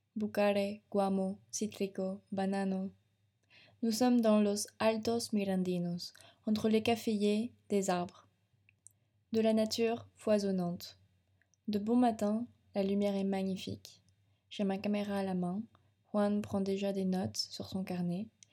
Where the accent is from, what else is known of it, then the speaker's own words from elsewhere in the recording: France; chez nous en France